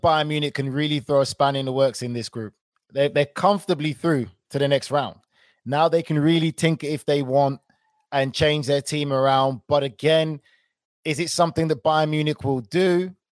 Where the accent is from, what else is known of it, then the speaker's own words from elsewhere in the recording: London, United Kingdom; I was born in London